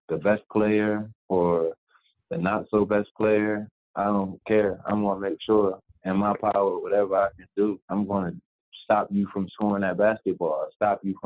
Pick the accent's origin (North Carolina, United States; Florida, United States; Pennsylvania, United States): Pennsylvania, United States; Chester; now in Miami, United States; I'm from Chester, PA. So I go out there every day playing basketball around all the older players